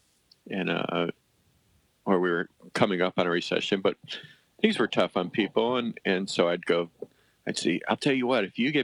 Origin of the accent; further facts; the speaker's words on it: Coventry, Connecticut, United States; moved away as an adult; also born or lived in Madison; I grew up in Coventry